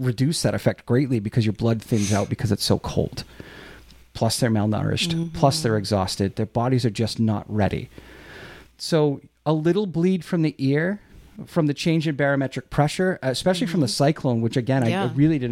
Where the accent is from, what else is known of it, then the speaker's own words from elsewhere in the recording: Quincy, Massachusetts, United States; We knew each other growing up in Quincy